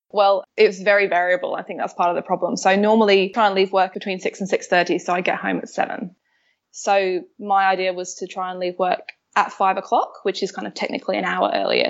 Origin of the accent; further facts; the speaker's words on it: London, United Kingdom; moved away as an adult; now in Melbourne, Australia; I'm a Londoner, but I live in Melbourne. I moved here five years ago or so now.